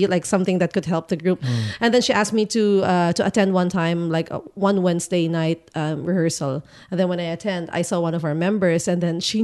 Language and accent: English; Philippines; now in Christchurch, New Zealand; I grew up there.